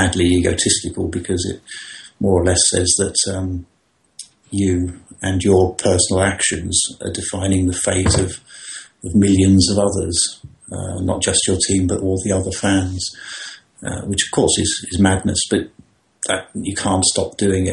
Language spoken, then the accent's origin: English; London, United Kingdom; I was born in … house in London, as it was at the time